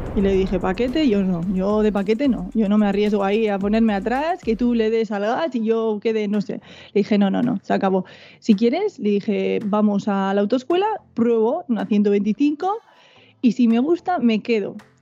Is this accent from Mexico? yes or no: no; Biscay, Basque Country, Spain; Siempre he sido del País Vasco. Lo que pasa es que tengo. Mi madre es gallega, mi padre sí nació aquí, entonces, pues tengo esos genes ahí gallegos también por el cuerpo, pero sí, yo soy, soy vasca, soy vizcaína